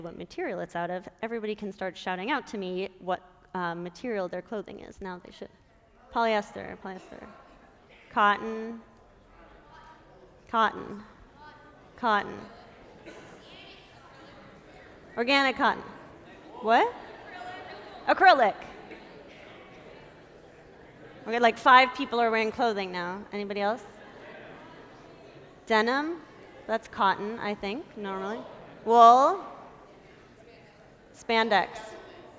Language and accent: English; Minnesota, United States; I grew up in Minnesota